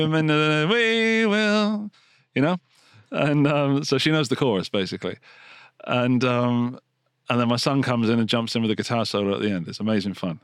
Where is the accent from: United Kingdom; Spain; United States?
United Kingdom; England; Being English